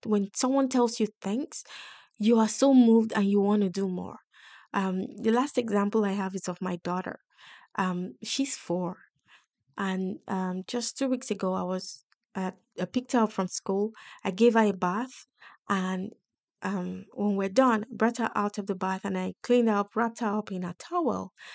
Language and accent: English; Nigeria; moved away as an adult; also born or lived in United Kingdom; I come from Nigeria in Africa, and I came with, like, work ethics